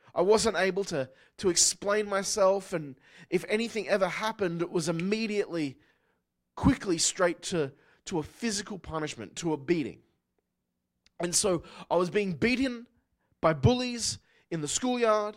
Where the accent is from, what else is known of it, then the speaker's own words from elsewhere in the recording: Newcastle, New South Wales, Australia; moved away; I grew up in Newcastle, Australia